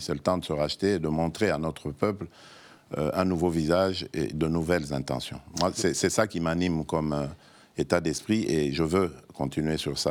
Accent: DR Congo; moved away as an adult; now in Belgium; je suis arrivé, j'avais 21 ans et demi, vous comprenez C'est mon autre Congo, c'est mon autre pays

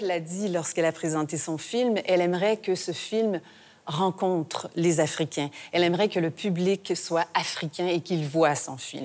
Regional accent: Canada; chez nous, au Canada

